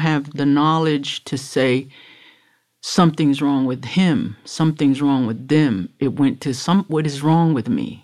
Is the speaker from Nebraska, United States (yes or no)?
no; Miami, Florida, United States; also born or lived in Broward County, Florida; I was born in Jackson in Miami, nineteen fifty-seven